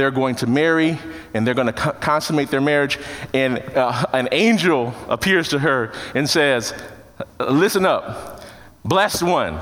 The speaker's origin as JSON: {"language": "English", "town": "Chicago", "region": "Illinois", "country": "United States", "tie": "born or raised there", "said": "For me, it was the Cubs. My hometown team went in the World Series"}